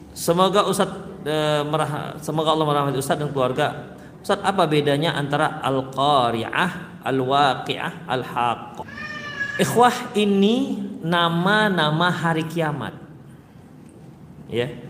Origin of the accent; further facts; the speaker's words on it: Medan, North Sumatra, Indonesia; Saya orang Medan pak, bukan orang sini.